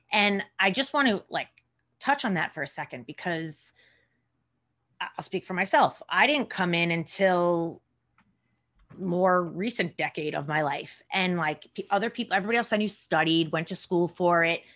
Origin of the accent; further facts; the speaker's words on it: Long Island, New York, United States; I grew up in Long Island